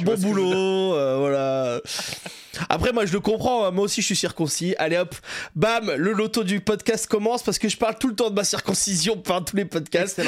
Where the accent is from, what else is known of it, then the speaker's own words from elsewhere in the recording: Saint-Jean-de-Luz, Nouvelle-Aquitaine, France; also born or lived in Toulouse; je viens du Saint-Jean-de-Luz au Pays Basque